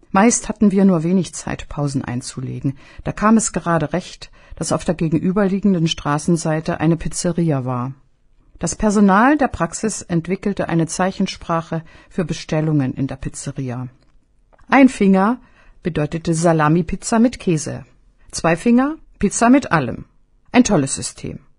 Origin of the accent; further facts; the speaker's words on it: Germany; Aus Deutschland. Das konnte ich nun aber wirklich nicht glauben. Ich bin auch aus Deutschland.